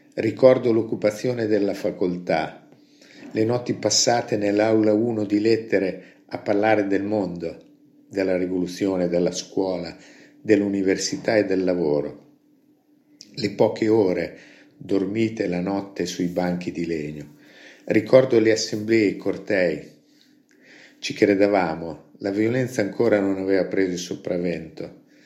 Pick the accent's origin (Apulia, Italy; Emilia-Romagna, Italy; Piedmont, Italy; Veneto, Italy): Emilia-Romagna, Italy; Gambettola; alla cooperativa del popolo del mio paese